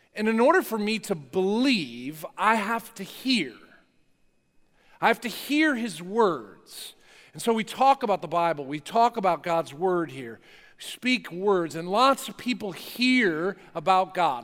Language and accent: English; New Jersey, United States; I grew up in North Jersey.